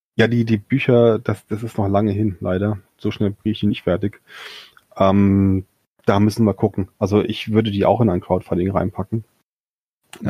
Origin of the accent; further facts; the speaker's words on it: Limburg an der Lahn, Hesse, Germany; ist ja irgendwo meine Heimatstadt ist